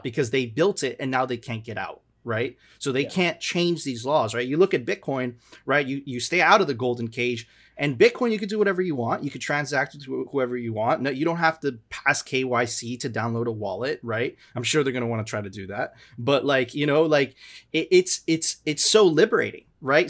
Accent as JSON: {"language": "English", "town": "Miami", "region": "Florida", "country": "United States", "tie": "born or raised there", "also_born_or_lived": "Venezuela", "said": "I'm Venezuelan, but I've lived my, you know, I grew up in Miami"}